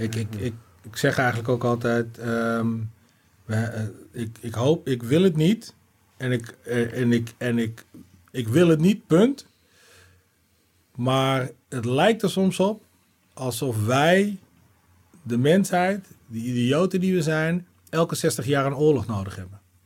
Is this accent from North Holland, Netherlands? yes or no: no; Groningen, Netherlands; also born or lived in Arnhem / Leeuwarden; en weer vijf jaar later zijn we naar Groningen verhuisd.